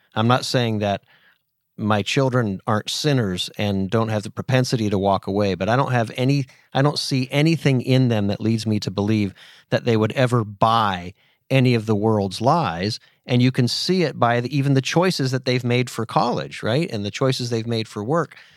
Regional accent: Titusville, Pennsylvania, United States; moved away; where I grew up in Titusville

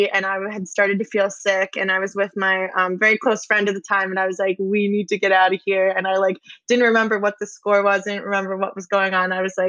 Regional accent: New England, United States; Obviously, I'm from New England, so I was like, I don't really know what's happening here.

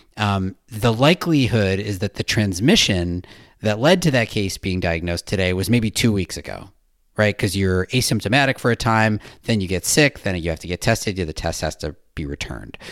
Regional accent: United States; also born or lived in Australia; my home country

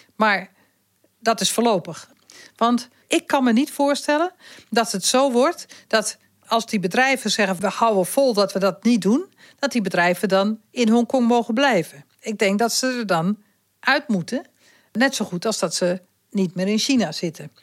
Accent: Netherlands; ik als Nederlander, wonende in Nederland

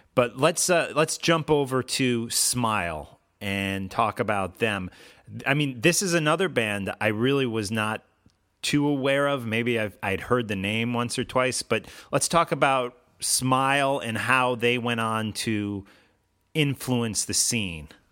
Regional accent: Chicago, Illinois, United States; growing up in the Chicago area

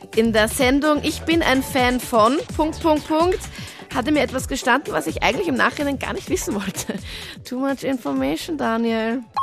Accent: Linz, Upper Austria, Austria; in meiner Heimatstadt in Linz

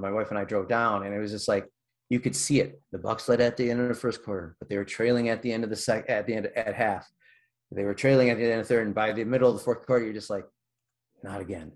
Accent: Milwaukee, Wisconsin, United States; I grew up in Milwaukee

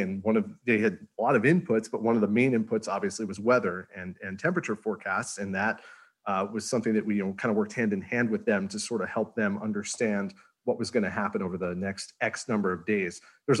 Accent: Northeast, United States; And of course, I'm from the Northeast. I'm getting excited. It's going to snow.

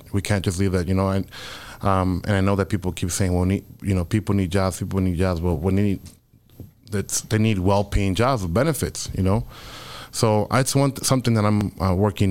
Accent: Chicago, Illinois, United States; also born or lived in Mexico; growing up on the South Side, right? So I think that as a young Mexican immigrant

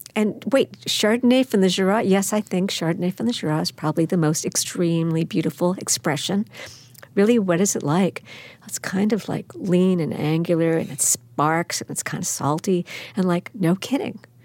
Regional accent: Baldwin, New York, United States; also born or lived in Brooklyn / Manhattan; I was born in Brooklyn, raised in Baldwin, Long Island, my aunt and uncle had a place at sixty-six Bowery, and we were always in the city

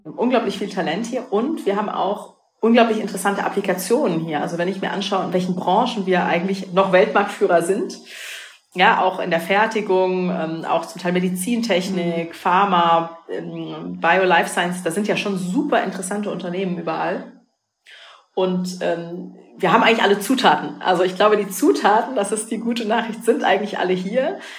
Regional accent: Rhineland-Palatinate, Germany; bin ja aus der Pfalz gebürtig

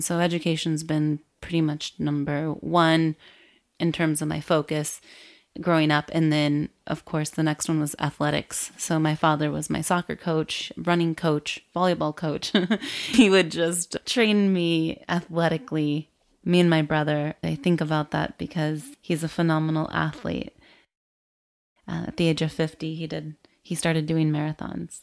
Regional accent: rural Michigan, United States; moved away as an adult; also born or lived in Miami, Florida / Chicago; I was raised in Michigan, in the rural area of Michigan.

